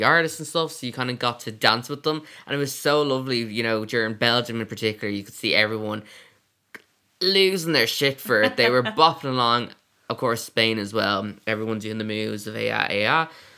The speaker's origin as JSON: {"language": "English", "country": "Ireland", "said": "So we're from Ireland"}